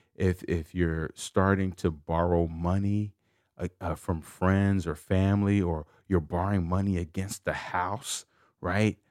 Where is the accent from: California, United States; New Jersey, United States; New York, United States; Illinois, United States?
Illinois, United States; Chicago; I'm from Chicago